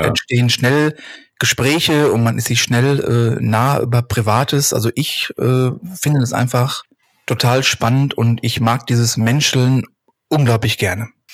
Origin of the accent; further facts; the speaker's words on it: Hattingen, North Rhine-Westphalia, Germany; Ich komme aus dem Ruhrgebiet, genauer genommen aus Hattingen